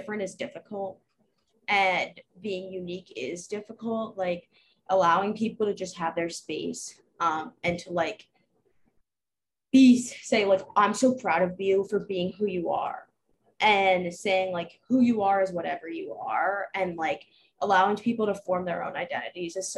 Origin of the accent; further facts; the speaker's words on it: Baltimore, Maryland, United States; I grew up in Baltimore